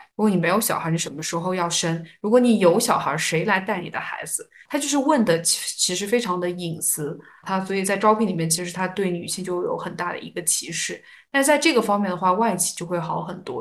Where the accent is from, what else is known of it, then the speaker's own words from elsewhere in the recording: China; 我们中国人